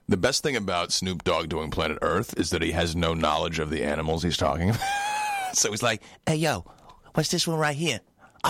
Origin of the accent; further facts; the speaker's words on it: Brooklyn, New York, United States; I'm from Brooklyn, actually.